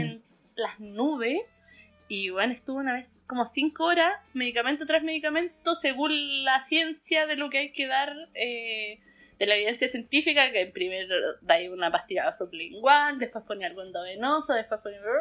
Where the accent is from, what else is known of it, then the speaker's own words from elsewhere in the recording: Pucón, Araucanía, Chile; me volví a Pucón porque soy de Pucón